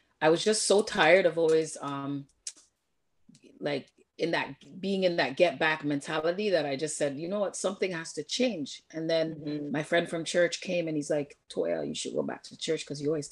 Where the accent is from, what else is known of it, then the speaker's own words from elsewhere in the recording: Toronto, Ontario, Canada; I grew up in Jamestown and Jane and Finch